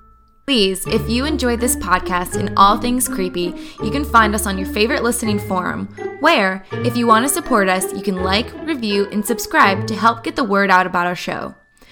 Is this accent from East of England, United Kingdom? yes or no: no; Wales, United Kingdom; We're Welsh. We have Celtic roots, kind of, right?